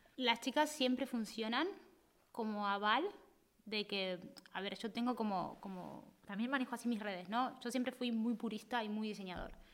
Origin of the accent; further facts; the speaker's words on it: Argentina; also born or lived in Spain; now in Barcelona, Spain; nosotros somos, el argentino es muy intenso.